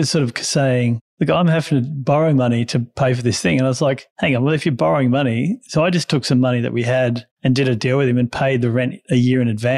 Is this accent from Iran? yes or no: no; country Victoria, Australia; also born or lived in Canberra, Australian Capital Territory; I was born in Canberra and then our family moved to country Victoria